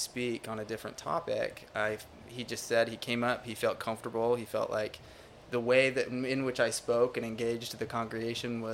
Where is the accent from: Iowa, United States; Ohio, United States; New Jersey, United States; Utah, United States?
Utah, United States; moved away as an adult; now in Orlando, United States; Utah, yep, born and raised in Utah